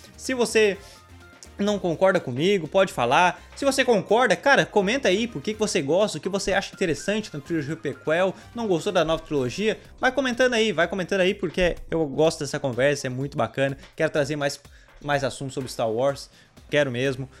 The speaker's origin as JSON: {"language": "Portuguese", "country": "Brazil", "said": "sendo brasileiro"}